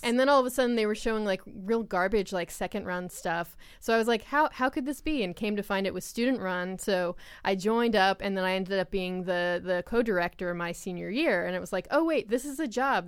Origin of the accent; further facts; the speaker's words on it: Long Island, New York, United States; I'm, I'm from Long Island, and I'm Italian and American